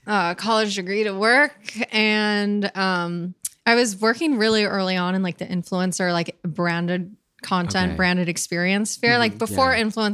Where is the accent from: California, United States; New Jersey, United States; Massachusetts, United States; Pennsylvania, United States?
New Jersey, United States; Hoboken; moved away as an adult; also born or lived in Los Angeles / New York City; now in New York, United States; I grew up in Hoboken, New Jersey. And I went to high school in the city. So, pseudo city kid. I went to college and I did not want to move to New York City after college. I moved to LA.